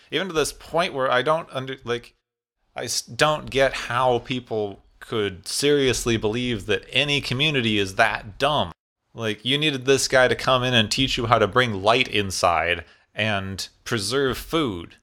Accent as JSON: {"language": "English", "town": "Phoenix", "region": "Arizona", "country": "United States", "tie": "born or raised there", "said": "I grew up in Phoenix, Arizona"}